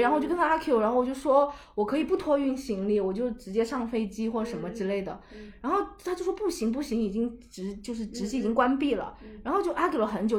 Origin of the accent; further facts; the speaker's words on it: China; 我来自China